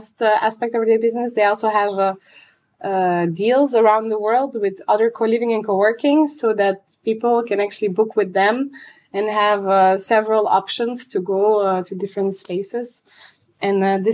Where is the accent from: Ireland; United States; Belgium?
Belgium; Antwerp, Flanders; I'm from Antwerp